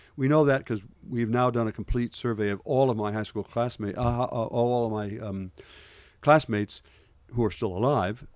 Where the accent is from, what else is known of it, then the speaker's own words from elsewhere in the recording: Port Clinton, Ohio, United States; moved away; When I was growing up in Port Clinton